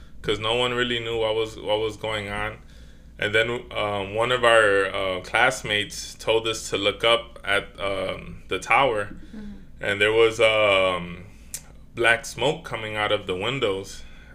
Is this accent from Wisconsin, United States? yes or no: no; New York City, New York, United States; I was born in the Bronx